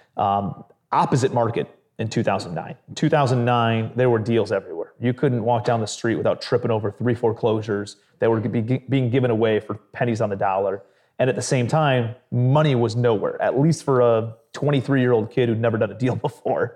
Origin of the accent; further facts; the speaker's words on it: Cleveland, Ohio, United States; grew up in blue collar Cleveland, Ohio.